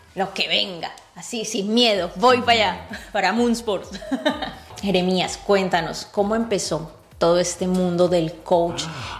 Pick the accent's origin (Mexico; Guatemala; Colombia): Colombia; Cali, Valle del Cauca; el Deportivo Cali, justo el, uno de los equipos de mi ciudad natal